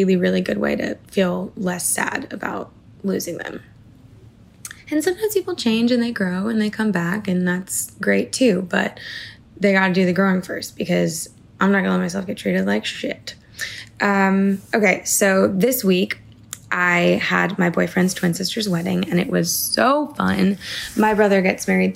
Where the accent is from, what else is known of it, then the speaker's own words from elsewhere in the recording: Portland, Maine, United States; moved away; I get to go back to Maine, where I'm from